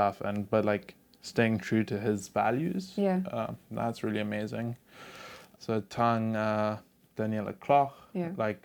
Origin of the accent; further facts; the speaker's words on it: Zimbabwe; I grew up in Zimbabwe